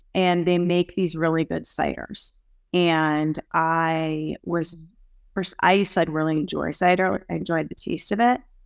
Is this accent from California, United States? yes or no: no; Boston area, Massachusetts, United States; I am from the Boston area, so suburbs right outside of Boston